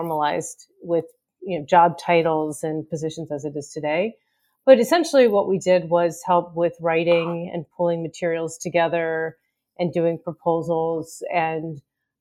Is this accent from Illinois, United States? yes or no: no; Pittsburgh, Pennsylvania, United States; I grew up in Pittsburgh